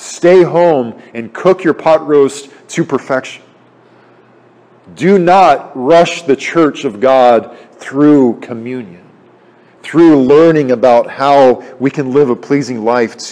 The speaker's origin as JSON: {"language": "English", "country": "United States", "said": "as American people"}